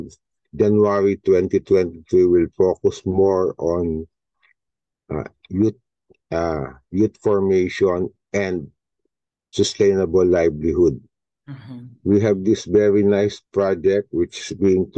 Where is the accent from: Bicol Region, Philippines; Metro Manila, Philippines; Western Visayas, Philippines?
Metro Manila, Philippines; Pasay; I was born in Pasay, raised in Pasay. I live in Pasay for 40 years